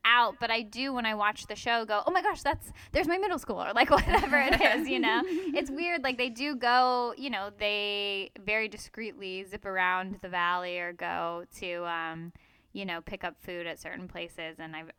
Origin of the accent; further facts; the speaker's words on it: Agoura Hills, California, United States; moved away; So I'm from Agora Hills, which is like sort of right next to Calabasas.